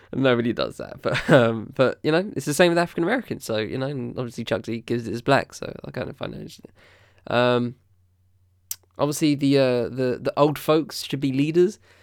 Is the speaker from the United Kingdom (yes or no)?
yes; United Kingdom; as a British person